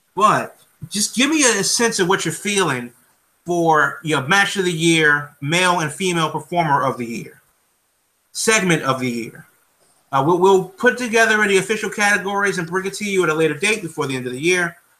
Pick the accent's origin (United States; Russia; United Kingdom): United States; I'm American